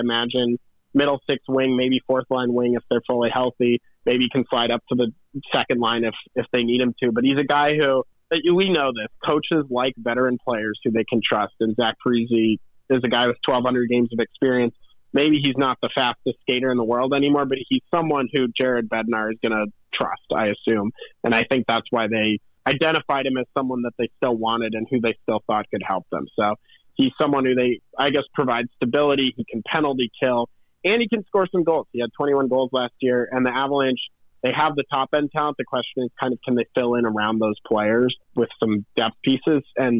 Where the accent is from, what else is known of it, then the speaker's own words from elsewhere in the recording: St. Louis, Missouri, United States; moved away as an adult; also born or lived in Denver, Colorado; now in New York, United States; I'm from St. Louis, Missouri originally